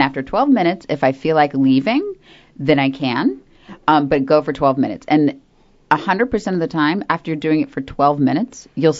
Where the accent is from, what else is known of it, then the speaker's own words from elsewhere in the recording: Florida, United States; now in North Carolina, United States; I grew up in Florida, and this whole, like, winter thing is a huge bummer.